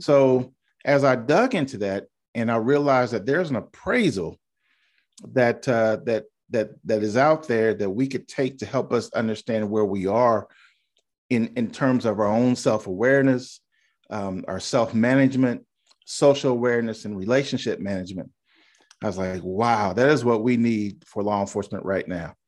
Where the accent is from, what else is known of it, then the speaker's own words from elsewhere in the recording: Indiana, United States; moved away as an adult; now in Charleston, United States; born and raised in Indiana, came to Charleston after the Air Force